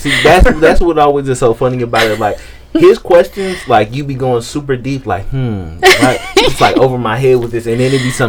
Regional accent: Wisconsin, United States; I'm from Wisconsin, damn it. We like cheese.

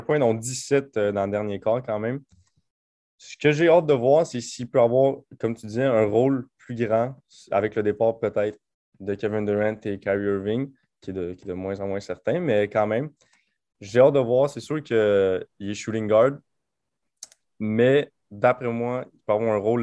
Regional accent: Quebec, Canada; en tant que Québécois

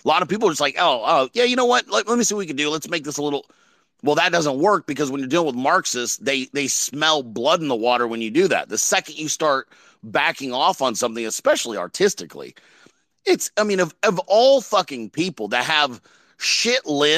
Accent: California, United States; I'm from California

